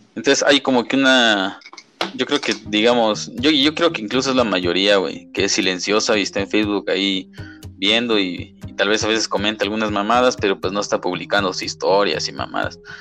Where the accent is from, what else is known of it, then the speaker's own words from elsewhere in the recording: Mexico; como buen mexicano